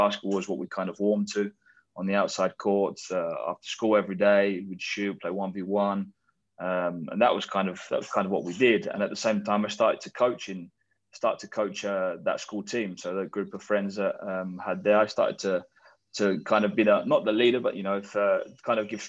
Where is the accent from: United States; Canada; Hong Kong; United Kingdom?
United Kingdom; Witham, East of England; I'm born and raised in Witham, between Chelmsford and Colchester in Essex